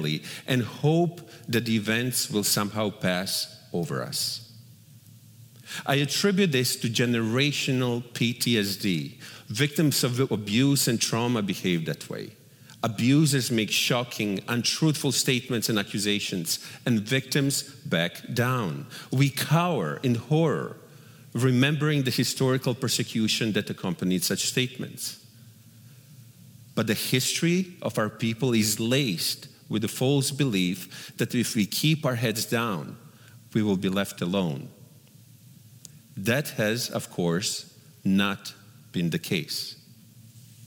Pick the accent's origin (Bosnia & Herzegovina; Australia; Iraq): Bosnia & Herzegovina; moved away; if there was bloodshed in my hometown, he would make sure to come to our door and kill my family simply because we were Jewish